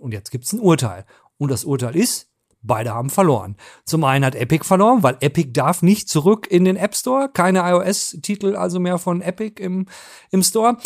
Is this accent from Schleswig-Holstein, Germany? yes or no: no; North Rhine-Westphalia, Germany; Ich komme aus Ostwestfalen